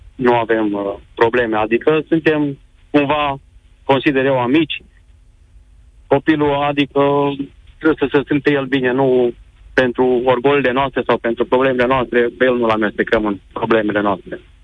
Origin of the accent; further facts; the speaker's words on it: Romania; moved away as an adult; now in Germany; cea mai faină sărbătoare a noastră, a românilor